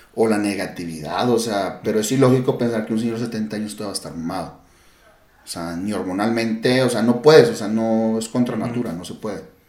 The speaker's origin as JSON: {"language": "Spanish", "country": "Mexico", "said": "yo como buen mexicano"}